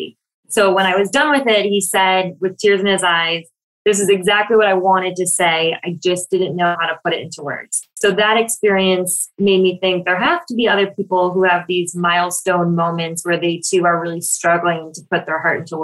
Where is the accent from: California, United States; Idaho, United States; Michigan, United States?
Michigan, United States; now in Brooklyn, United States; I live in Brooklyn, New York. I'm originally from Michigan, and I flew home to Michigan